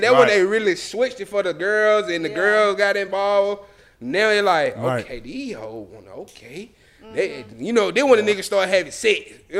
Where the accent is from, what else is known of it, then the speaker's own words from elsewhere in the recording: Atlanta, Georgia, United States; Yeah, I'm somebody from Atlanta. I'm some Atlanta shit.